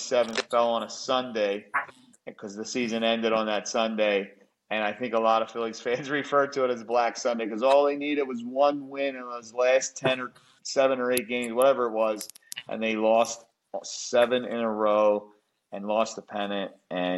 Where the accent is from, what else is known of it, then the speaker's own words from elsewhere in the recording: United States; as an American